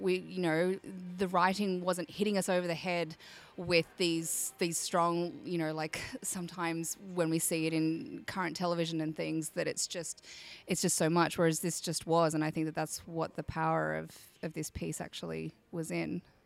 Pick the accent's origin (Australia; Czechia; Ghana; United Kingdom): Australia; I'm from Australia, if you can't tell